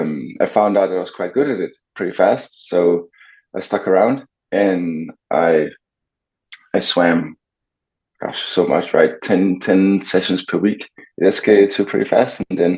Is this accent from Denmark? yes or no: yes; Copenhagen, Capital Region of Denmark, Denmark; moved away as an adult; I'm actually from Copenhagen, but I have lived abroad for years in the past because of swimming